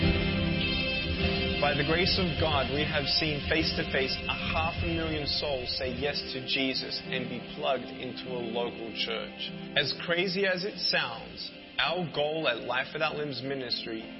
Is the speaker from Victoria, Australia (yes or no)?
yes; Melbourne, Victoria, Australia; I was born in Melbourne, Australia, 1982